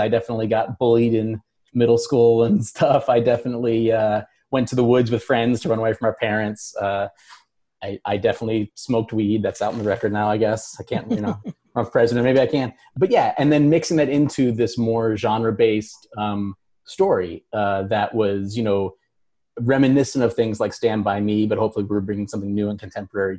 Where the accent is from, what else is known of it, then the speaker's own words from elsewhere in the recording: Baltimore, Maryland, United States; I grew up in Baltimore